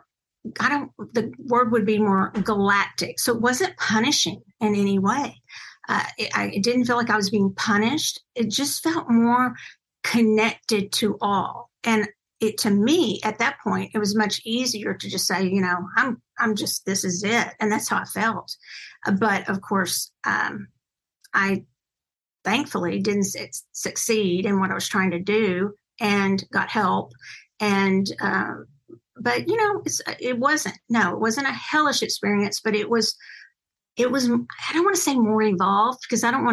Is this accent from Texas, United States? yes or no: yes; Longview, Texas, United States; my hometown of Longview, Texas